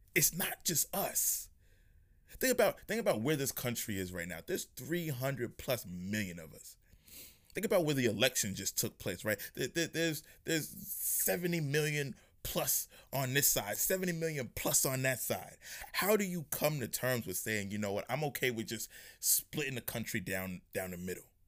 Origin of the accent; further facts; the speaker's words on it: New York, United States; I'm from New York